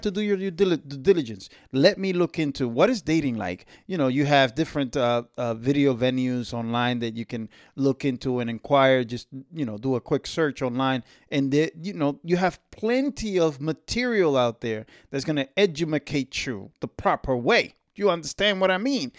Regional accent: Dominican Republic; where I was born, where I'm from, you know, it's it's in the East

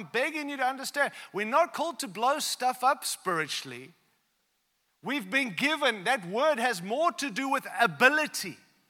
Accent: Zimbabwe; born there; also born or lived in South Africa / Australia; I was born in Africa, like not South Africa, real Africa, all right? Real Africa, Zimbabwe, all right? And then I lived in South Africa and then I moved to Australia.

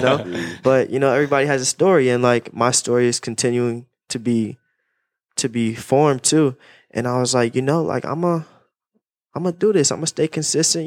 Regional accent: Raleigh, North Carolina, United States; I'm from Raleigh, Raleigh, North Carolina

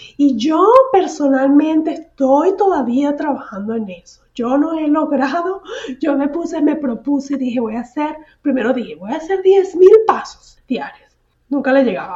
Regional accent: San Antonio de los Altos, Miranda, Venezuela; moved away as an adult; now in Houston, United States; cuando estaba en mi pueblito, el pueblito de San Antonio de los Altos

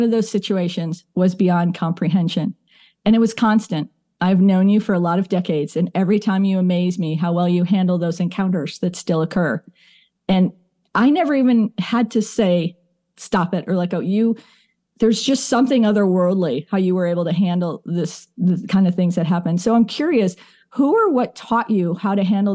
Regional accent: Chicago, Illinois, United States; I'm from Chicago, too

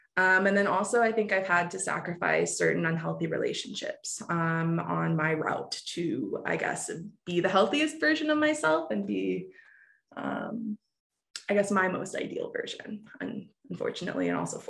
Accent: Granite City, Illinois, United States; also born or lived in Jacksonville, Florida; I'm technically a fib. I am from Granite City, Illinois, but I feel like I'm from Florida. So I'm going to tell you I'm from Florida. I'm from around Jacksonville.

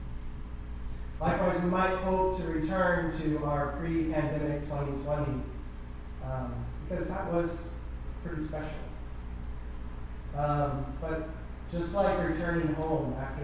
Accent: Gambier, Ohio, United States; moved away as an adult; now in Hinesburg, United States; I grew up in Gander, Ohio, on a dairy farm

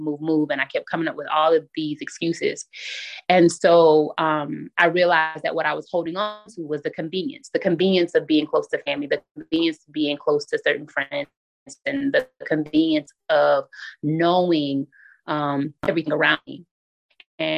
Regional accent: South Carolina, United States; moved away as an adult; now in Bloomfield, United States; I recently relocated from South Carolina, which is my hometown, to Bloomfield, New Jersey.

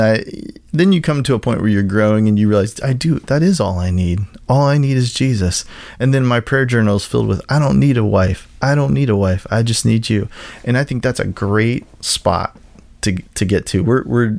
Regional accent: Kansas, United States; moved away; in the church that I grew up in Kansas

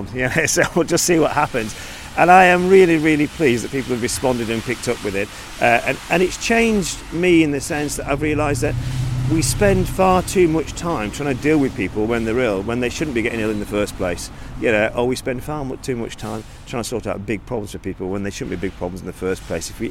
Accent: Lancaster, North West England, United Kingdom; I'm based in Lancaster. I'm from Lancaster

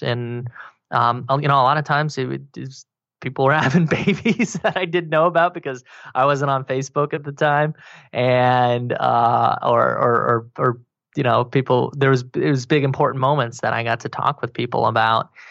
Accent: Wyoming, United States; also born or lived in Colorado; now in Austin, United States; I grew up in Wyoming, and then I moved to Colorado

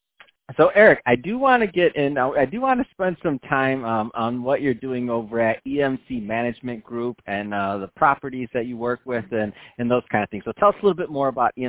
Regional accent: Michigan, United States; I grew up in Michigan

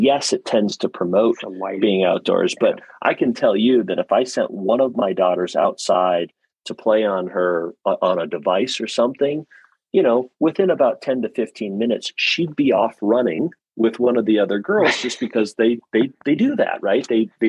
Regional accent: South Dakota, United States; also born or lived in Ohio; I froze my nose and my toes a lot growing up in South Dakota and Ohio.

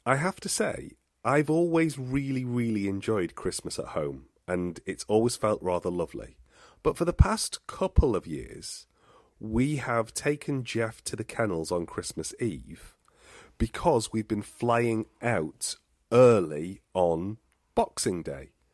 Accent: England, United Kingdom; also born or lived in Totnes, Devon; we said oh, from England

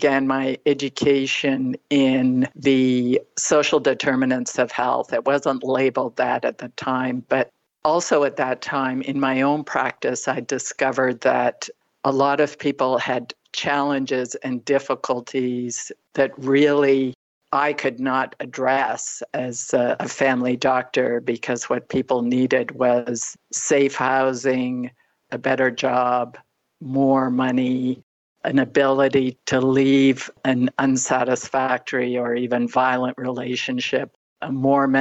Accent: Southern Ontario, Canada; moved away as an adult; also born or lived in Toronto, Canada / Nova Scotia, Canada; now in Northern Ontario, Canada; I grew up in Southern Ontario, never really felt that I really belonged there

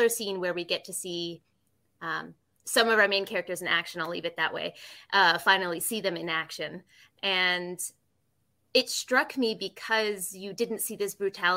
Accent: United States; moved away as an adult; now in Japan; as an American

